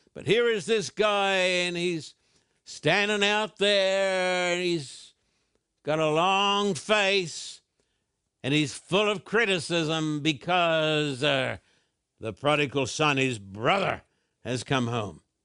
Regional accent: Brisbane, Queensland, Australia; when I was a boy growing up in Brisbane

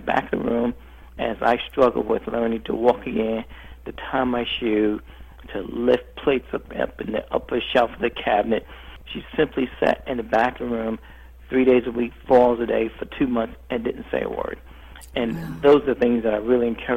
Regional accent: New York City, New York, United States; I grew up in New York City, in a tough neighborhood in New York City

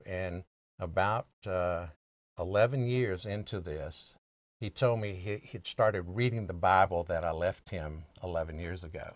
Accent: the South, United States; I'm an American by birth and a Southerner by the grace of God

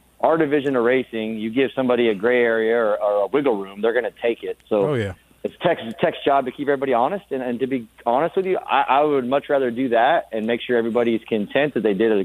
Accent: Northern California, United States; moved away as an adult; also born or lived in Wisconsin / Bakersfield; I'm from Northern California

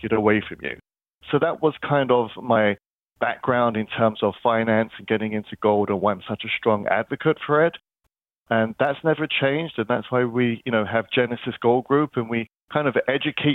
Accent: London, United Kingdom; moved away; I'm originally from London, and I kind of grew up in central London

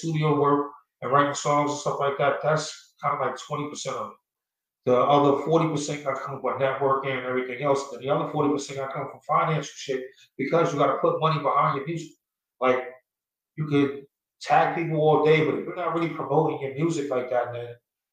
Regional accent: East Coast, United States; moved away as an adult; now in Phoenix, United States; I'm from the East Coast, born and raised, but Phoenix is my home

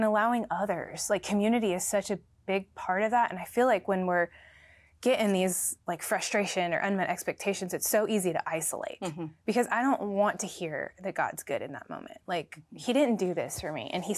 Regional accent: Florida, United States; now in Nashville, United States; I'm from Florida, so everything's oh, okay. flat.

